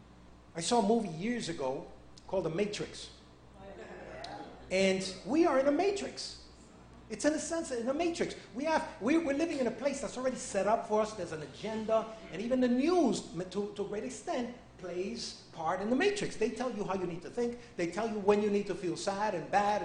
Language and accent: English; New York, United States; I'm a New Yorkerican. So I was raised in New York